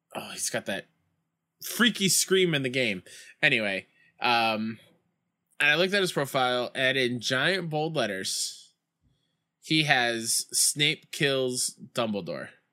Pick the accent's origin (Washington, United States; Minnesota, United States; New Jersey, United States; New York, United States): New York, United States; my hometown Mets